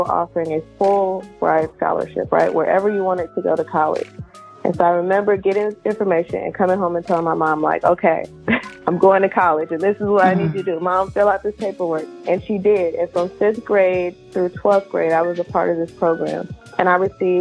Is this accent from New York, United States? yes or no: no; Richmond, California, United States; I grew up in Richmond, California